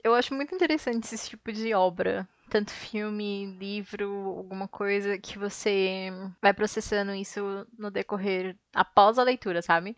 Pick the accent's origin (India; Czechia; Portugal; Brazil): Brazil; São Paulo; eu sou da ZL